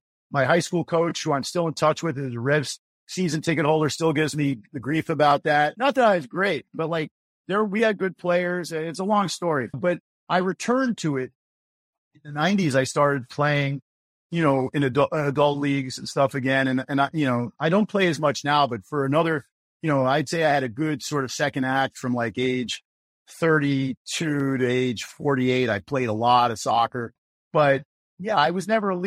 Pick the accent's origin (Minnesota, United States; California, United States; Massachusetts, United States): Massachusetts, United States; Boston; also born or lived in Baltimore; I lived in and around Boston most of my young life. I was in Baltimore for 2 years